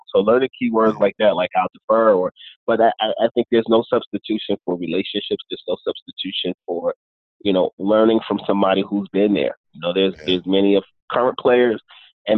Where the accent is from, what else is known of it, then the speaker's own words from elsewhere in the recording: Northern New Jersey, United States; also born or lived in Harlem, New York / The Bronx, New York; I was born in Northern New Jersey, split time between Northern New Jersey and Harlem and the Bronx